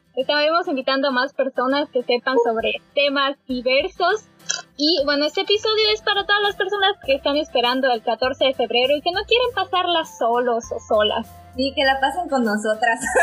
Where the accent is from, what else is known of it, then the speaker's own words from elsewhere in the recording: State of Mexico, Mexico; moved away; Yo originalmente nací en el Estado de México